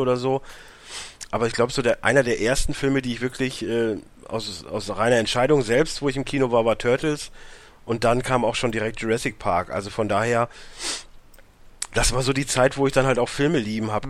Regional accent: Warendorf, North Rhine-Westphalia, Germany; Ich, ich komme aus Warndorf, nicht aus einer Großstadt

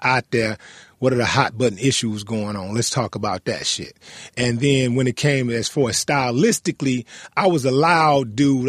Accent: Houston, Texas, United States; we're both from Fifth Ward

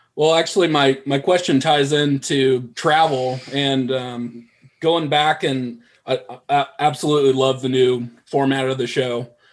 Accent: Oregon, United States; I grew up in Oregon

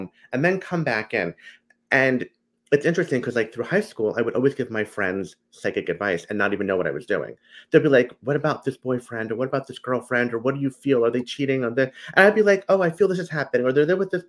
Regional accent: New Jersey, United States; I am from New Jersey, through and through. A Jersey boy like you

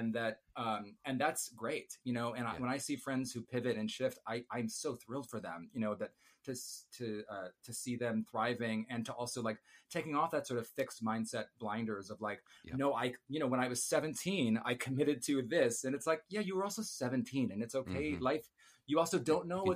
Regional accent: Chicago, Illinois, United States; moved away as an adult; I grew up in Illinois

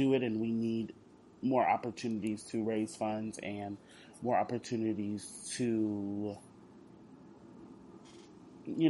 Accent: Houston, Texas, United States; I'm from Houston

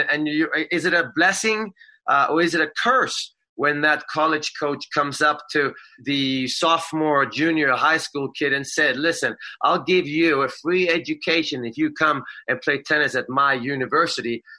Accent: Sweden; now in United States; I'm a Swede.

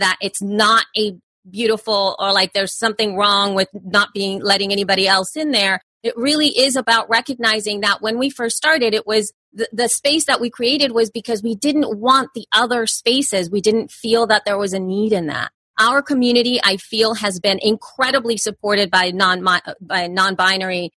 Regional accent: El Salvador; moved away; I'm an immigrant from El Salvador.

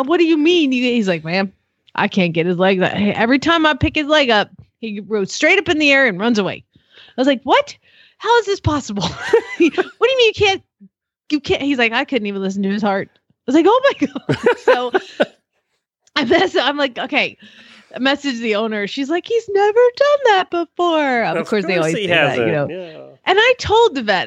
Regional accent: United States; I hate being American right now.

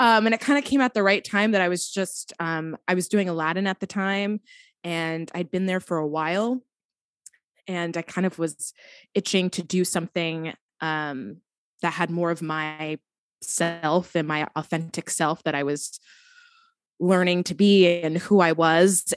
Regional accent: New Jersey, United States; now in Brooklyn, United States; I am from New Jersey, living in Brooklyn, New York

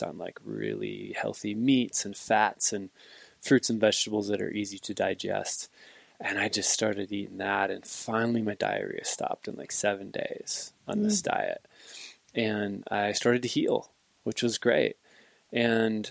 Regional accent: Midwest, United States; moved away as an adult; now in Montana, United States; I grew up hunting in the Midwest, mostly whitetails

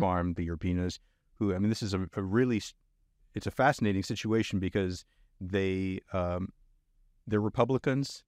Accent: Brownsville, Texas, United States; also born or lived in Edinburg, Texas; I grew up in Brownsville and in Edinburgh

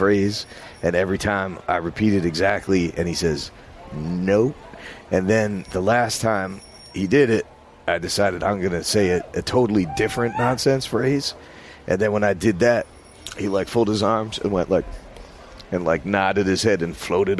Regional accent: New Jersey, United States; moved away; also born or lived in New York; I was from New Jersey

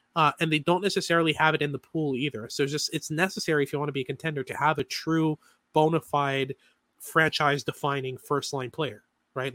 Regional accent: Montreal, Quebec, Canada; I'm from Montreal. I'm a Habs fan.

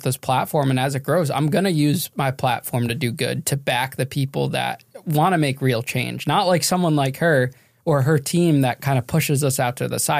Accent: Connecticut, United States; I'm from Connecticut.

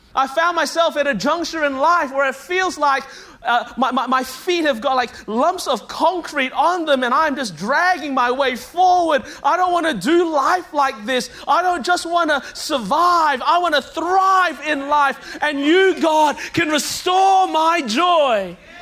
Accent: Melbourne, Victoria, Australia; now in Anderson, United States; born and raised in Melbourne, Australia

